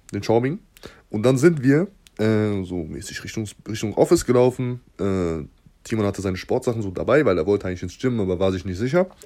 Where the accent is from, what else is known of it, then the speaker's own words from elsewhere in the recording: Southern Germany, Germany; also wir kommen aus Süddeutschland, beide.